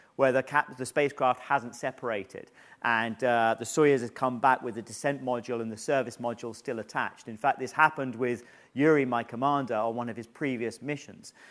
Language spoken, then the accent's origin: English; United Kingdom; being selected as a British astronaut